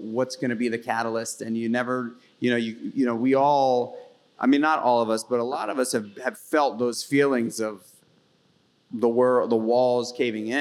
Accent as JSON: {"language": "English", "town": "New York City", "region": "New York", "country": "United States", "tie": "born or raised there", "said": "I grew up in New York City, in Manhattan, as a kid, in public school system"}